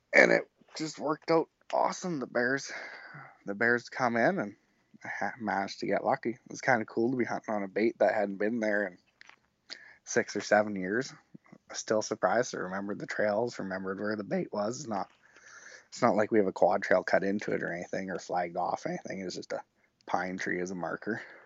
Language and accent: English; Rosetown, Saskatchewan, Canada; now in Humboldt, Canada; I grew up in Rosetown, Saskatchewan, which is an hour southwest of Saskatoon